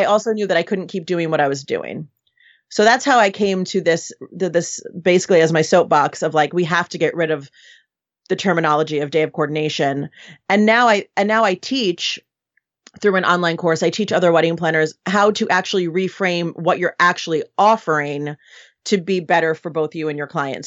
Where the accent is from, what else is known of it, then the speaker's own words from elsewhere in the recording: New York City, New York, United States; moved away as an adult; now in Los Angeles, United States; Originally, I'm from New York City. So, um, I was born and raised right in the city there